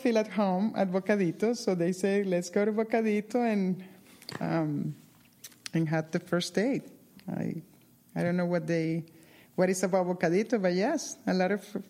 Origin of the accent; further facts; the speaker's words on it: Colombia; now in Doylestown, United States; I am from Colombia